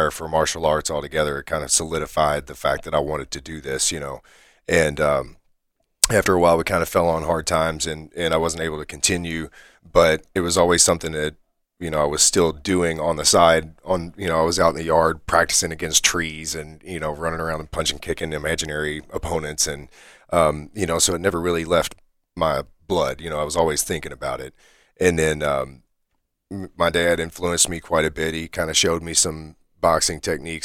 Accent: Lebanon Junction, Kentucky, United States; I was in Lebanon Junction for a while

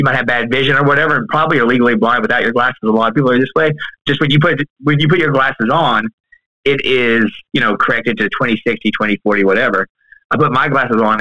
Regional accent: Kentucky, United States; also born or lived in Louisville, Kentucky; now in Columbus, Georgia, United States; I am originally from Kentucky

